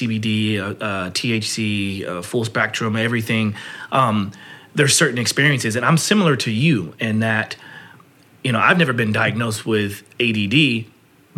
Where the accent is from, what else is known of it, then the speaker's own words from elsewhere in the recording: Oklahoma, United States; I grew up in Oklahoma